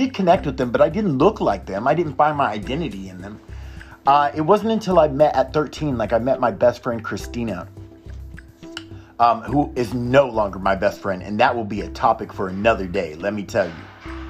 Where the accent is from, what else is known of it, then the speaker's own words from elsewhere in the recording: Oklahoma, United States; also born or lived in Texas; And I lived in Oklahoma. I grew up in Oklahoma and Texas back and forth.